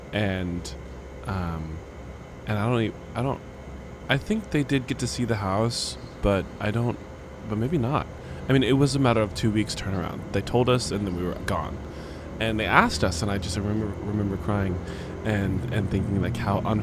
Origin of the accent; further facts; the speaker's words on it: Olathe, Kansas, United States; also born or lived in Orlando, Florida; So we grew up in Olathe, Kansas